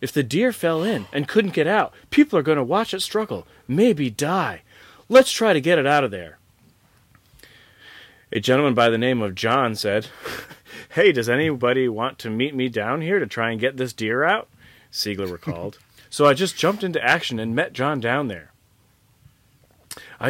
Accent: Rochester, New York, United States; my hometown, your former hometown, right here in Rochester, New York

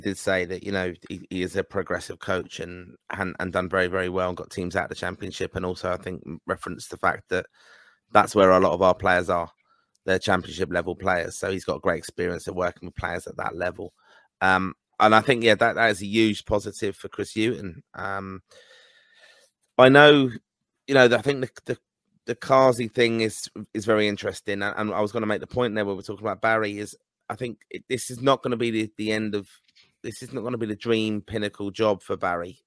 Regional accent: Ireland; as an Irishman

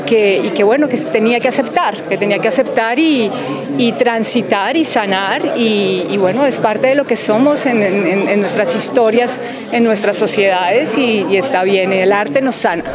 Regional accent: Colombia; como colombiana

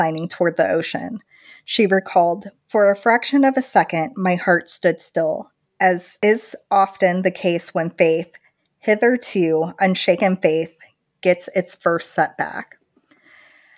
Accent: Midwest, United States; I'm from the Midwest.

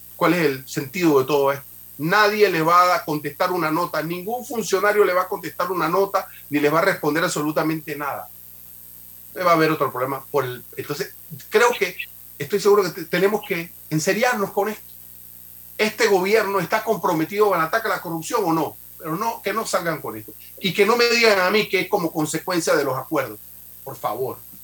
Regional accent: Panama; como panameños

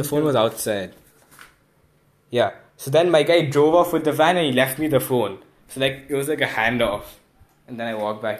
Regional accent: Kolkata, West Bengal, India; I said I'm from Kolkata.

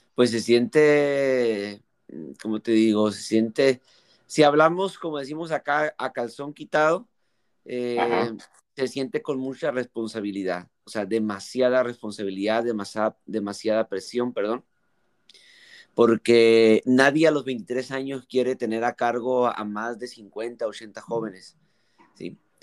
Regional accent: Mexico; yo soy mexicano, eh, gracias a Dios, eh, por nacer acá en México

